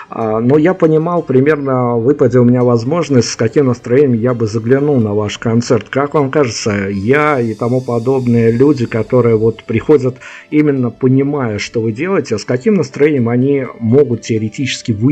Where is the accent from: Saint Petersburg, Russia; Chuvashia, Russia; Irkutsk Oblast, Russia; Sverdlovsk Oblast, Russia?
Saint Petersburg, Russia; Прям вот если в моем родном городе, в Питере или в э, Екатеринбурге происходит все по-другому